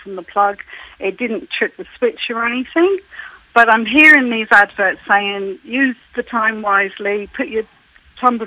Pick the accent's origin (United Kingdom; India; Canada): United Kingdom; England; now in Ireland; I grew up in England, but my parents were from Galway